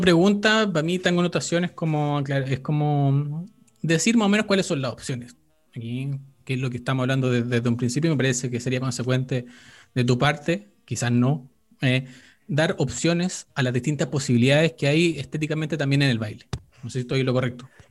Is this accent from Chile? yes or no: yes; Chile; somos chilenos